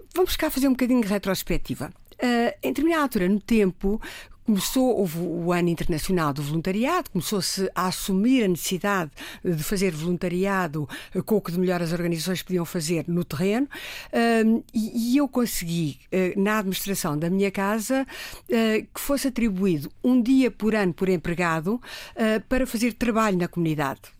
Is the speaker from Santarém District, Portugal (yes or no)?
yes; Riachos, Santarém District, Portugal; moved away as an adult; now in Lisbon, Portugal; Eu, eu, eu nasci na província, nos Riachos, eh, e nasci num sítio